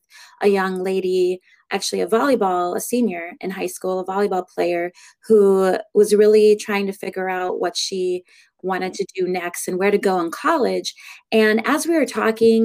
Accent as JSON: {"language": "English", "town": "Pompano Beach", "region": "Florida", "country": "United States", "moved": "as an adult", "lives_now": "Appleton, United States", "said": "I'm originally from Florida, Pompano Beach, Florida, which is just north of Fort Lauderdale. And I moved up to the Appleton, Wisconsin area when I was 19 years old"}